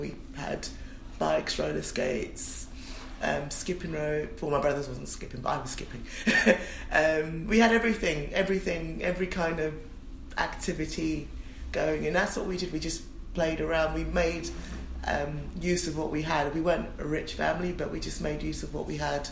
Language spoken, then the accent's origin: English; London, United Kingdom; I was born in Forest Gate Hospital